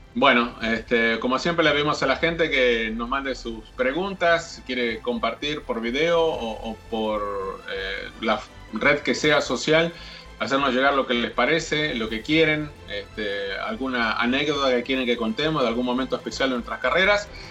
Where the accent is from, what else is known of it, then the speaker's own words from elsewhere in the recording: Argentina; yo como argentino